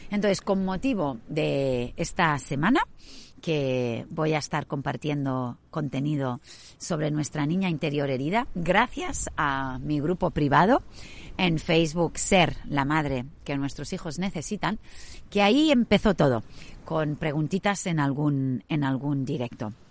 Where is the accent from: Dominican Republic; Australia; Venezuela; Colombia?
Australia; Sydney, New South Wales; muchas ya sabéis que yo me crié en Australia. Mis padres, cuando yo tenía cinco años, quisieron emprender un viaje por toda Europa y parte de Asia, hasta que finalmente llegaron a Singapur y ya desde ahí volaron a Australia, a Sydney.